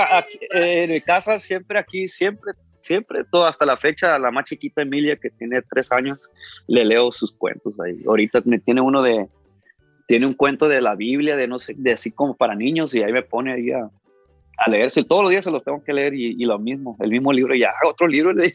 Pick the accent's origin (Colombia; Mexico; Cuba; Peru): Mexico; Ciudad Obregón, Sonora; now in Los Angeles, United States; yo nací aquí en Los Ángeles, pero desde muy chiquito, desde como 3, 4 años me llevaron a México y prácticamente crecí en Ciudad Obregón, Sonora toda mi vida